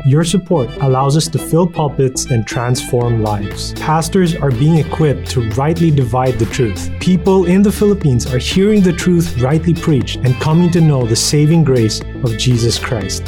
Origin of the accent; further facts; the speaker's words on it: India; now in United States; I'm from India.